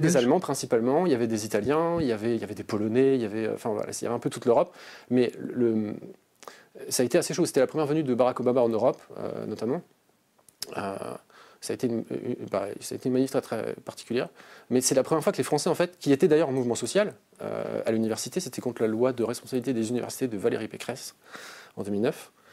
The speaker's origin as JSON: {"language": "French", "town": "Strasbourg", "region": "Grand Est", "country": "France", "tie": "born or raised there", "also_born_or_lived": "Rennes", "moved": "as an adult", "said": "je suis né à Strasbourg en 1987"}